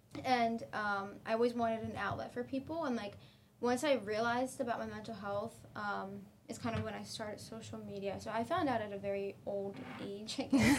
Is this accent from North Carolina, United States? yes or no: no; Pennsylvania, United States